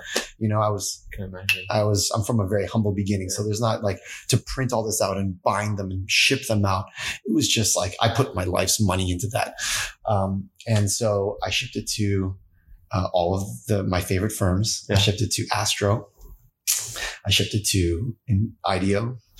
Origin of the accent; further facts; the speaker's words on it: East Coast, Canada; now in California, United States; And growing up in East Coast Canada, yeah. it's cold AF.